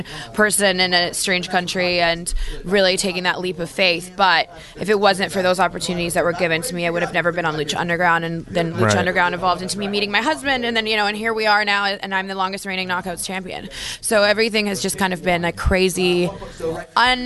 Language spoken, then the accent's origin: English; Victoria, British Columbia, Canada; moved away; also born or lived in Calgary, Canada; I'm Canadian. I was born and raised in Victoria, BC.